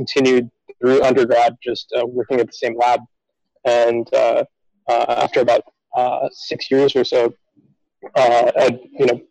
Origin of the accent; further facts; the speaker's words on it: Phoenix, Arizona, United States; I grew up in Phoenix, Arizona